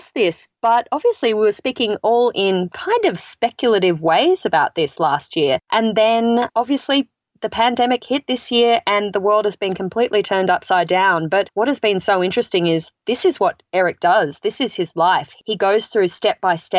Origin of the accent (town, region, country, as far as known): Australia; moved away as an adult; now in United States